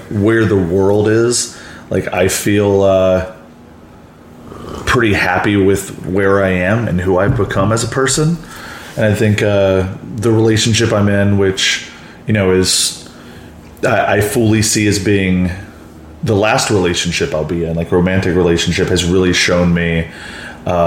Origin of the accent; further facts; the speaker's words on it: Mansfield, Texas, United States; moved away as an adult; now in Chicago, United States; Born and raised in the Dallas-Fort Worth area, suburb Mansfield, and then moved to Chicago when I was 26